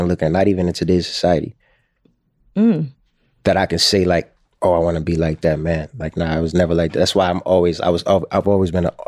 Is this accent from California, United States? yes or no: no; Baltimore, Maryland, United States; since I was a kid growing up in Baltimore